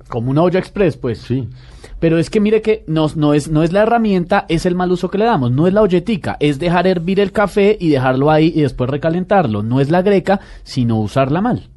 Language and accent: Spanish; Colombia; somos colombianos y orgullosos de que nuestro café es el mejor